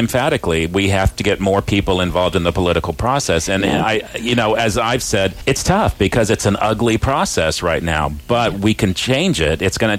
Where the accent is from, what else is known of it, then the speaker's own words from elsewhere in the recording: Clovis, California, United States; But I grew up in Clovis.